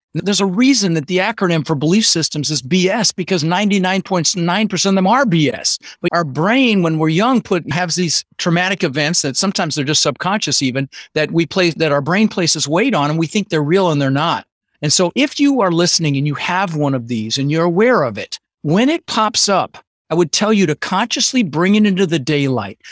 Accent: Denver, Colorado, United States; English is a second language; also born or lived in Netherlands; I was born in the Netherlands, wooden shoes and windmills, and immigrated when I was six years old with my brother Albert and my mother's Vaantje, and grew up in Denver

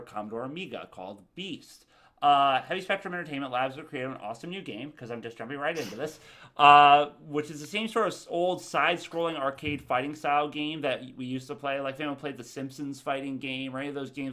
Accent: Tallahassee, Florida, United States; I'm from Tallahassee

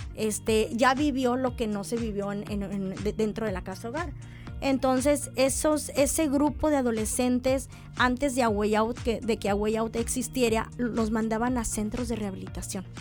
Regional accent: San Luis Potosí, Mexico; moved away as an adult; now in Mexicali, Mexico; yo soy originaria de San Luis Potosí

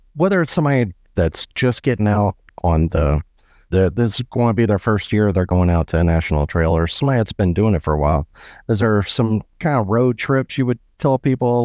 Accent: Biloxi, Mississippi, United States; now in Birmingham, United States; I'm from Biloxi and I live in Birmingham

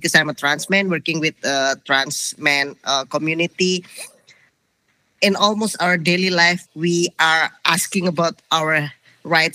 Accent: Indonesia; I'm from Indonesia

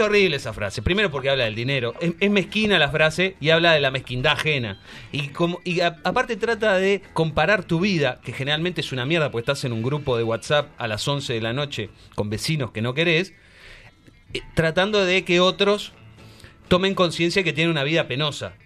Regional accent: Uruguay; yo como uruguayo

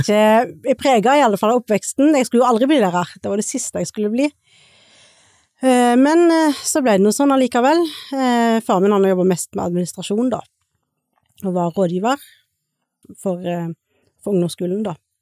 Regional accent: Suldal, Rogaland, Norway; moved away; also born or lived in India / Stord; jeg er jo opprinnelig fra Suldal, eller oppvokst i Suldal

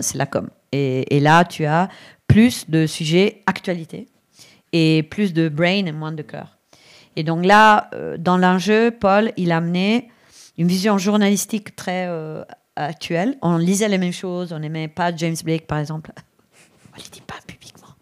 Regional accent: Brescia, Lombardy, Italy; French is a second language; moved away; also born or lived in Barcelona; Je viens de l'Italie, d'une famille hyper machiste, clairement. Euh, dans, d'une ville qui est à Brescia

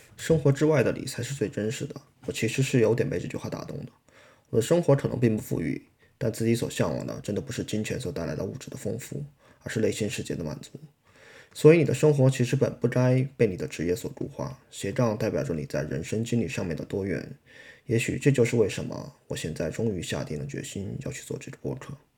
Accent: China; 我们来自大陆

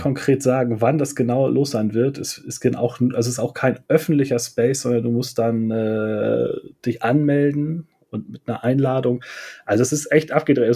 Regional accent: Germany; ich bin südlich von Hamburg geboren und auch aufgewachsen

